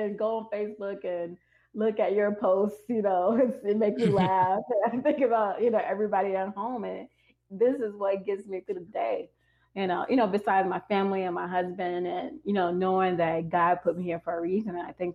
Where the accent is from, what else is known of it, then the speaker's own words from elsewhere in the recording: Harvey, Illinois, United States; moved away; also born or lived in South Side of Chicago; I would say Harvey, they probably don't know where Harvey is, of course. I'd say, you know, it's a suburb of Chicago